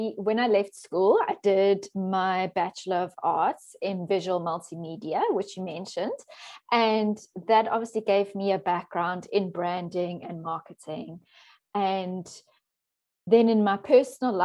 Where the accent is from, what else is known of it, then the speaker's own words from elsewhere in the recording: Johannesburg, Gauteng, South Africa; moved away as an adult; also born or lived in Cape Town, South Africa; now in Netherlands; I was born in South Africa, and I grew up in Johannesburg